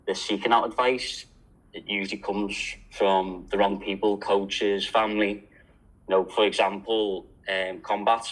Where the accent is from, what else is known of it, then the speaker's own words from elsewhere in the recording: Liverpool, North West England, United Kingdom; now in Australia; as you can tell, I'm from Liverpool. A lot of people think I'm Irish since I've been in Australia